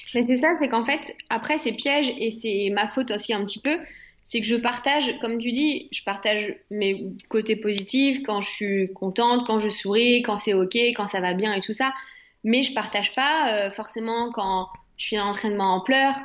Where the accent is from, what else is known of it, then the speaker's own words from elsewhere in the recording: France; je suis française à 100%